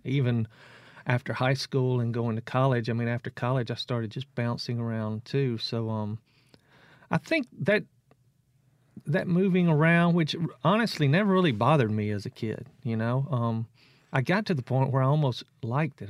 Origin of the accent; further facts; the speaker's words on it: South Mississippi, United States; I'm from South Mississippi